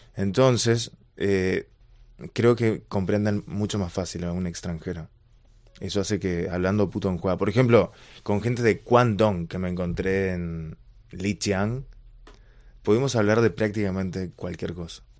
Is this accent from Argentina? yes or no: yes; Argentina; now in Beijing, China; como en Argentina decimos curros